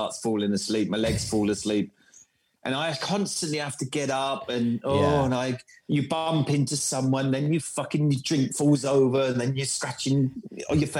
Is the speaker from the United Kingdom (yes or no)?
yes; Bournemouth, South West England, United Kingdom; accent: mixture between London and Bournemouth; moved away as an adult; also born or lived in Croydon; now in Germany; I grew up in Bournemouth